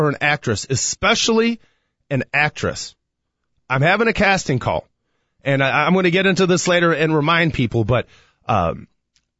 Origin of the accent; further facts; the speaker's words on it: Chicago, Illinois, United States; as a Chicagoan